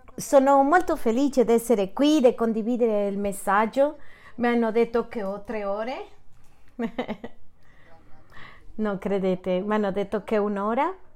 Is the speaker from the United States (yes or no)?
yes; city of Juarez, Texas, United States; Italian is a second language; Sono di Texas della città di Juarez